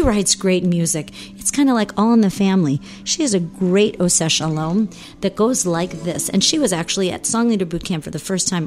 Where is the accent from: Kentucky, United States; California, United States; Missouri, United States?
Missouri, United States; St. Louis; moved away; I was in St. Louis, woo, my hometown